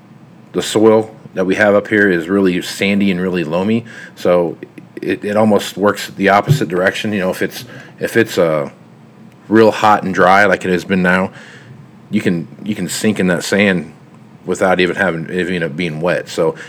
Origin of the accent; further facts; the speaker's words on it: Kansas, United States; now in Nebraska, United States; I grew up in Kansas